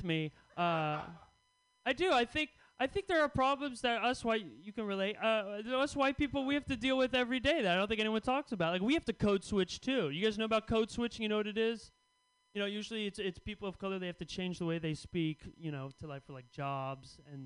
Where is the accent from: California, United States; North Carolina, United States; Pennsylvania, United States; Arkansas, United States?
California, United States; Bay Area; I grew up in the Bay Area